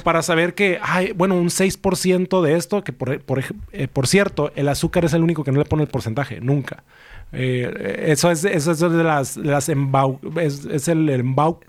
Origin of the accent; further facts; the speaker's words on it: Tijuana, Baja California, Mexico; yo soy mexicano, nací aquí en Tijuana